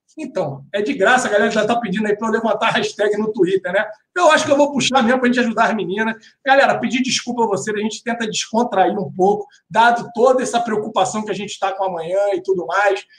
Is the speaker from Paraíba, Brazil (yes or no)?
no; Duque de Caxias, Rio de Janeiro, Brazil; Duque de Caxias, na minha terra